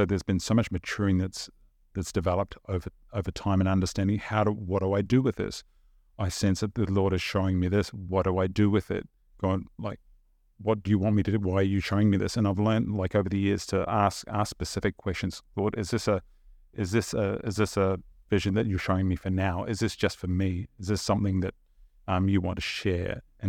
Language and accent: English; New Zealand; Even though we grew up in New Zealand, and I look back on it now, almost had this sense of, the best way I can describe it, almost an unease.